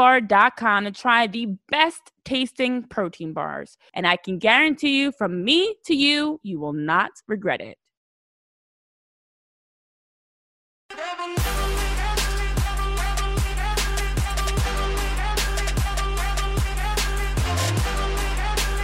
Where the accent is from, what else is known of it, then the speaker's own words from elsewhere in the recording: New Jersey, United States; I'm from Jersey, born and raised in the area.